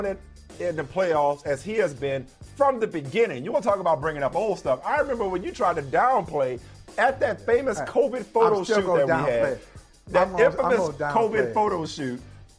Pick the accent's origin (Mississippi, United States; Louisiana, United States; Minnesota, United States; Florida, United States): Louisiana, United States; New Orleans; my hometown New Orleans